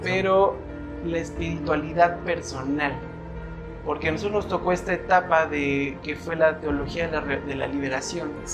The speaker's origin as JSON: {"language": "Spanish", "town": "Acatlipa", "region": "Morelos", "country": "Mexico", "tie": "born or raised there", "moved": "yes", "said": "estoy regresando a mi pueblo querido, a mi Acatlipa"}